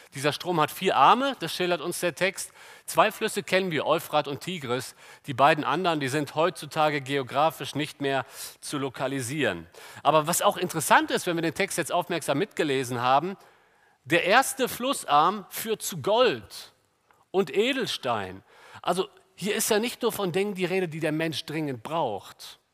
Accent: Germany; wir als Deutsche

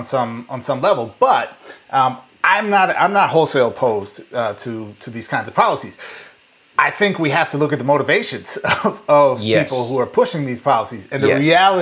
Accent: Midwest, United States; I'm from the Midwest

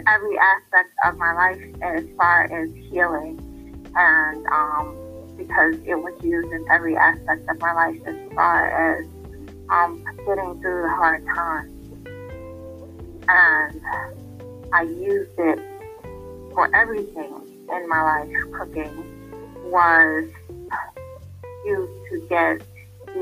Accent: New York City, New York, United States; also born or lived in Bronx; I was raised in Harlem by my father's mother for the first 5 years of my life, and then my father's aunt for the remaining years

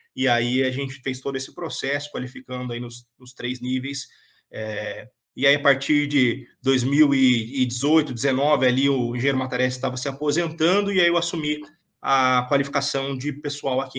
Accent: São José dos Campos, São Paulo, Brazil; Eu sou de São José dos Campos

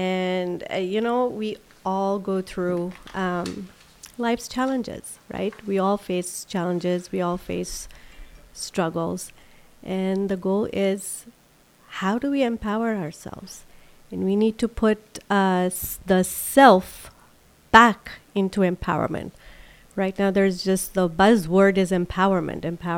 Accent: Silver Spring, Maryland, United States; I grew up in Silver Spring, Maryland.

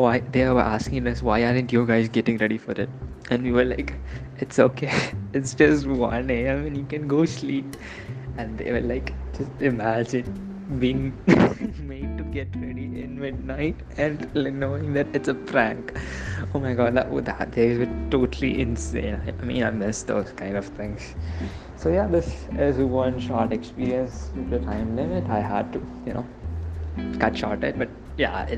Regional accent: Kerala, India; I'm from Kerala

